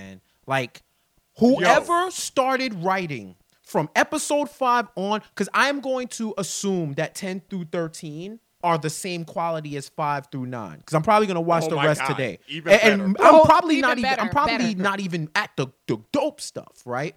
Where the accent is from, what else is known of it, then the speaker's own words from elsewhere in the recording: New York City, New York, United States; I grew up in New York City. I'm a native New Yorker